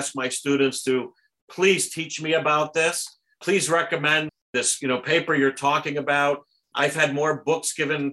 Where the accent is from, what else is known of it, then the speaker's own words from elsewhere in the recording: New Haven County, Connecticut, United States; moved away as an adult; also born or lived in Germany / Portugal; now in Toronto, Canada; I grew up in New Haven County, and Southbury, you know, is also in the county